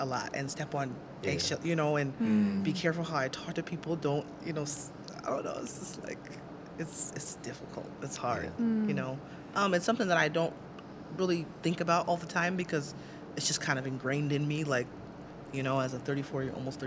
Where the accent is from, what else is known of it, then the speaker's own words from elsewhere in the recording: Cedar Rapids, Iowa, United States; I grew up in Cedar Rapids